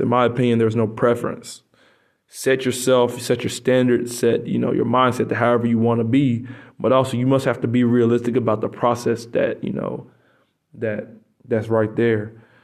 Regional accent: United States; moved away as an adult; now in Poland; I'm American

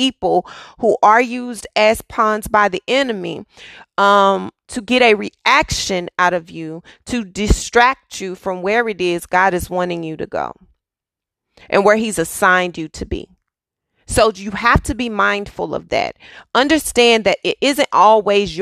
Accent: Dallas, Texas, United States; moved away; I am from Texas. Yes, I am from Dallas. I am born and raised city girl

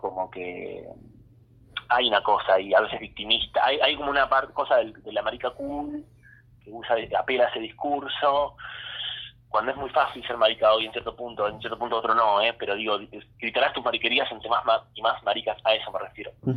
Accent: Olavarría, Buenos Aires Province, Argentina; Yo crecí en Olavarría, desde donde te hablo

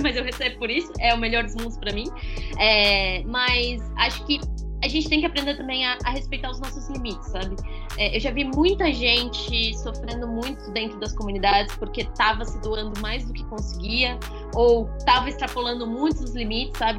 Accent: São Paulo, Brazil; eu sou de São Paulo

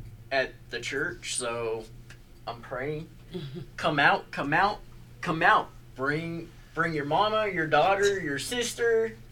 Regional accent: Bay Area, California, United States; now in Las Vegas, United States; California, Bay Area.

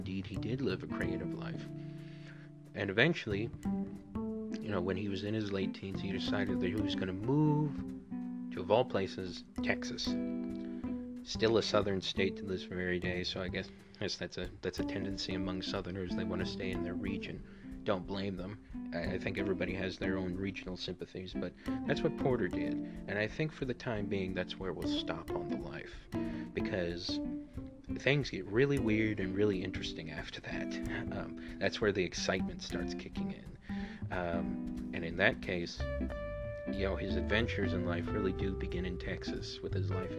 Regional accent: Honduras; the country of Honduras, my home country

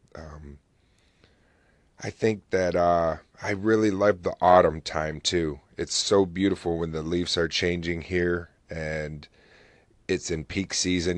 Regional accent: New Haven, New York, United States; also born or lived in Oswego, New York; I grew up in a little town called New Haven, and not New Haven, Connecticut, but New Haven, New York

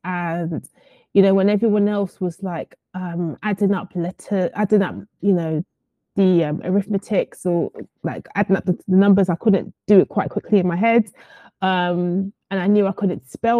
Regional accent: London, United Kingdom; also born or lived in Surrey; I come from Southeast London. I used to live in an area called Camberwell, but I currently stay in an area called Bermondsey.

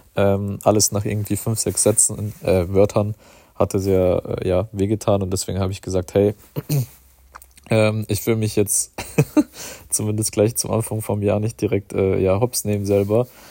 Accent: Germany; bei uns in Deutschland

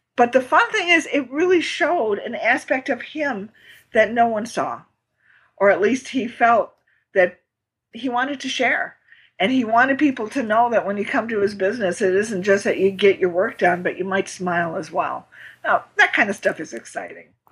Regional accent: Midwest, United States; I'm from the Midwest

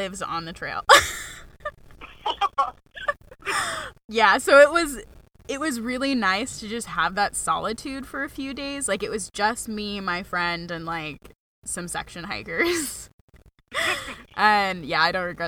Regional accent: Mount Washington Valley, New Hampshire, United States; also born or lived in Maine; I'm from Mount Washington Valley

